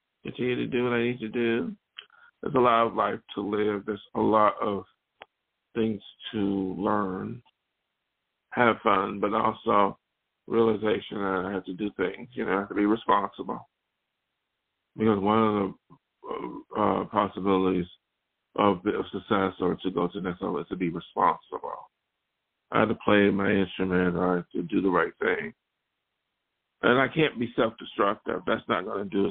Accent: Western New York, United States; now in Los Angeles, United States; when I grew up in Western New York

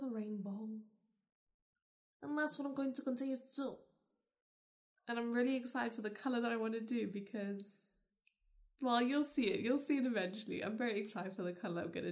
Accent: South Africa; also born or lived in London / Scotland; now in United Kingdom; I was born in South Africa.

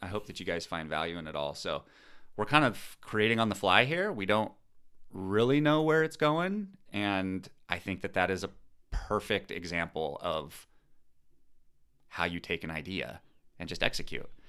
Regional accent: Pacific Northwest, United States; moved away as an adult; also born or lived in San Diego; we're from the Pacific Northwest

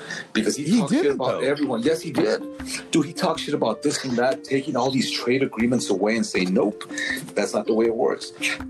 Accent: United States; I'm an American. My parents are immigrants. My grandparents are immigrants.

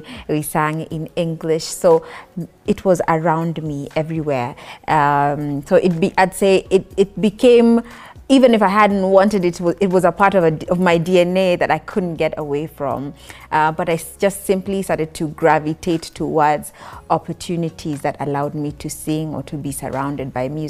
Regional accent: Nairobi, Kenya; I was born in Nairobi, born and raised in Nairobi. Went to school in Nairobi, moved a little bit outside Nairobi for high school. I was in Lukenya Academy.

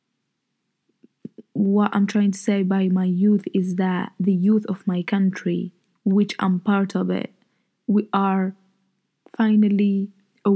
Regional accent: Algeria; English is a second language; We have different cultures, different customs in my country

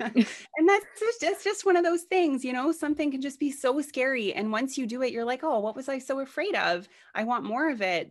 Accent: Canada; Canada, which is where I'm from. I'm Canadian

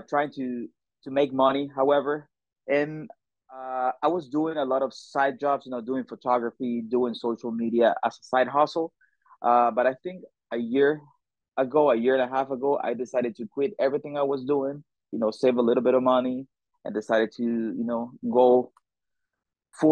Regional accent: El Salvador; moved away as an adult; I am from El Salvador. It's a beautiful country in Central America, super small but beautiful. And I moved with my family here like 4 years ago

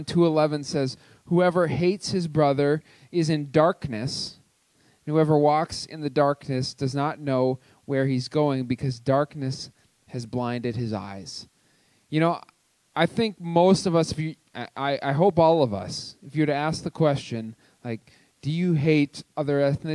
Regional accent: Cloquet, Minnesota, United States; now in Twin Cities, United States; I grew up in Cloquet, Minnesota

